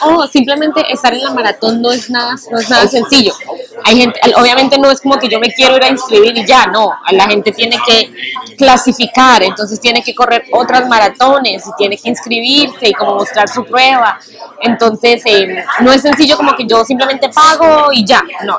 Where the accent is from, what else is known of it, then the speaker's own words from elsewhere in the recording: Colombia; now in New York, United States; nosotros somos colombianos